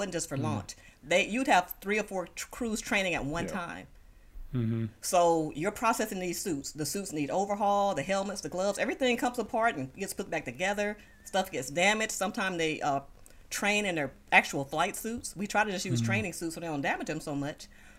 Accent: Moss Point, Mississippi, United States; now in Houston, United States; my hometown newspaper in Moss Point, Mississippi, which is where I'm from

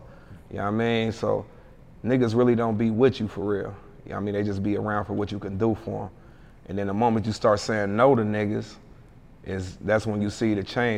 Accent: Hamilton, Ohio, United States; Yeah, I'm from Ohio. Yeah. Ohio, money state, money town, Gym City, Nasty Natty, yeah. Hamilton.

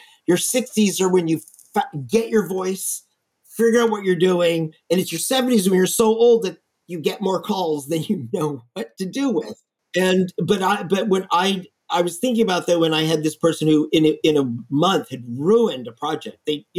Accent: Texas, United States; I'm from Texas. There's so many buildings out in the prairie that have metal roofs that are still standing from back then.

